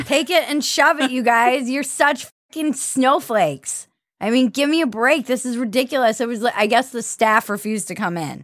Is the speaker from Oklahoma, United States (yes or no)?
no; Minneapolis, Minnesota, United States; I'm from Minneapolis